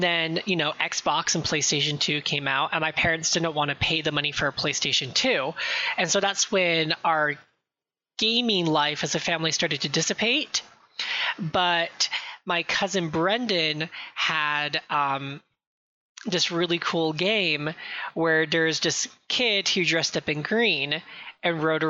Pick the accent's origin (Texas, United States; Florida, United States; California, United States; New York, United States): California, United States; I'm from California. I'm from California.